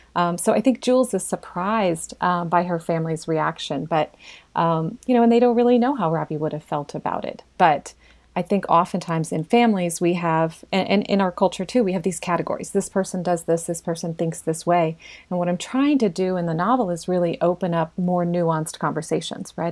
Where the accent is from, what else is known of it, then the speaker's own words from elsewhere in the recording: Hannibal, Missouri, United States; I was raised in Hannibal, born there